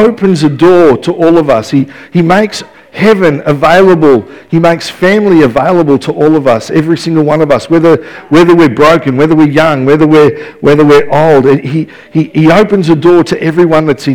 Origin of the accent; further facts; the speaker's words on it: Melbourne, Victoria, Australia; now in Ballarat, Australia; growing up in West Footscray